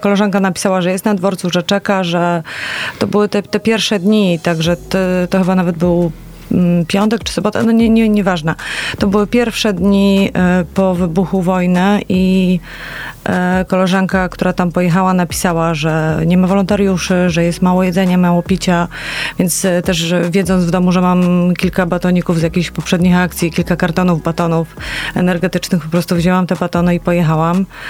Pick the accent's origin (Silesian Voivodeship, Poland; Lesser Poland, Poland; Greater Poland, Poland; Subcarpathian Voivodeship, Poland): Greater Poland, Poland; Poznań; jako poznanianki i poznaniacy